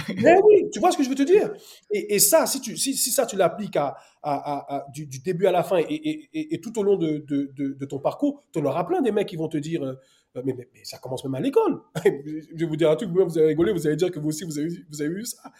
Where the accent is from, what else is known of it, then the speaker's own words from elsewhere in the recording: Paris, Île-de-France, France; moved away as an adult; also born or lived in Côte d'Ivoire / England / Wales; now in United Kingdom; Moi, après, parisien, né à Paris, euh, après, bon, la m'a, m'a, m'a, m'a jeté en Côte d'Ivoire pendant deux ans, mais sinon, moi, je suis né à Paris